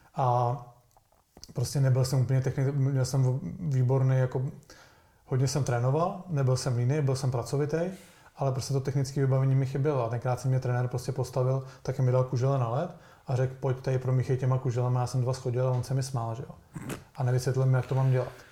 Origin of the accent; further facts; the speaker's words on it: Plzeň, Plzeň Region, Czechia; já jsem byl z Plzně